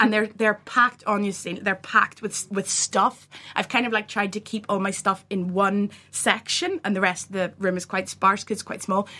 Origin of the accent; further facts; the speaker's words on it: Belfast, Northern Ireland, United Kingdom; we're from Belfast